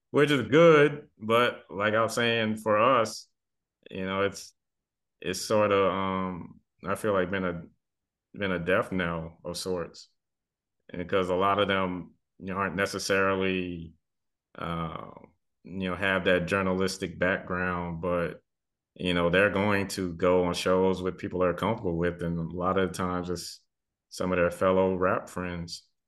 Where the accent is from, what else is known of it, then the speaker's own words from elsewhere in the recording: the South, United States; also born or lived in the Triangle, North Carolina; a lot of us, you know, kids growing up in the South